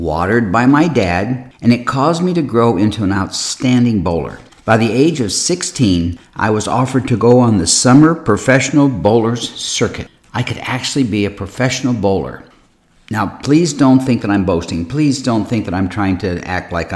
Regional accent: Akron, Ohio, United States; I was born in Akron, Ohio

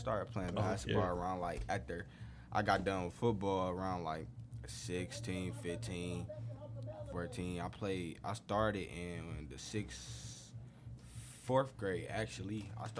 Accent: Detroit, Michigan, United States; We from Detroit, literally.

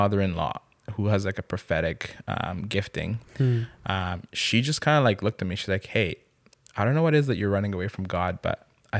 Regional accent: DR Congo; now in Canada; Growing up in Congo.

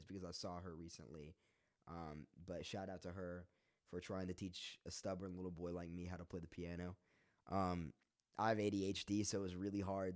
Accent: Roanoke, Virginia, United States; also born or lived in Lynchburg, Virginia; I'm from Roanoke, Virginia. 540 represent.

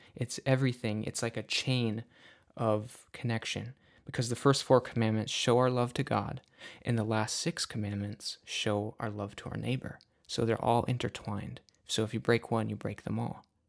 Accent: Upper Peninsula of Michigan, United States; I am from the Upper Peninsula of Michigan.

